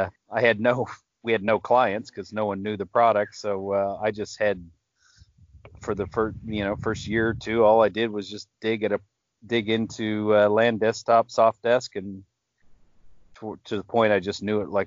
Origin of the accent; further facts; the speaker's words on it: Iowa, United States; moved away as an adult; also born or lived in Auckland, New Zealand; I'm originally from Iowa